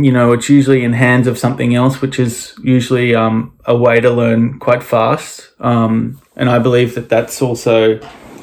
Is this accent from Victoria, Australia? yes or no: no; Noosa, Queensland, Australia; I grew up here in Noosa. It's a very small town.